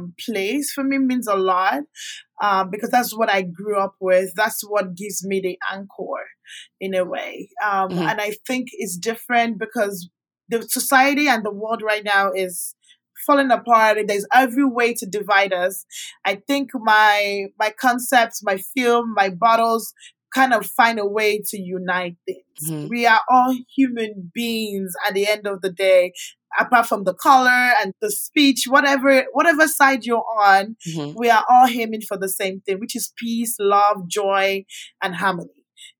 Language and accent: English; Canada; also born or lived in Nigeria; So I grew up in Canada when I left Nigeria in 2008. Schooled in Canada. I met my husband in Canada.